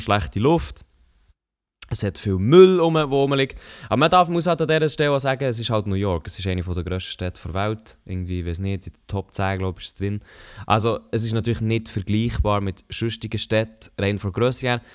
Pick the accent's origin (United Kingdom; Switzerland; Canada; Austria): Switzerland; als Schweizer